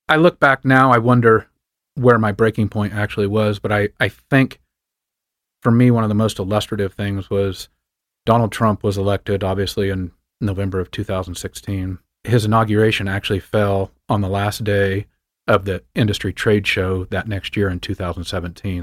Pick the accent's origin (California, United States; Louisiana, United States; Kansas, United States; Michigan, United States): Kansas, United States; far western; moved away; also born or lived in Montana; I grew up on a wheat and cattle ranch in far western Kansas, just across the Colorado border